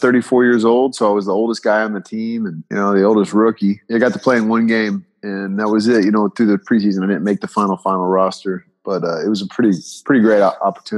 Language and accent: English; Bay Area, California, United States; moved away as an adult; growing up in the Bay Area.